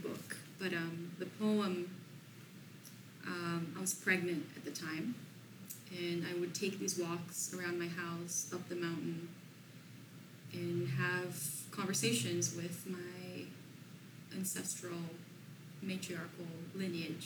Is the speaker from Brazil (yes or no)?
yes; Brazil; English is a second language; moved away as an adult; now in Sierra Madre, United States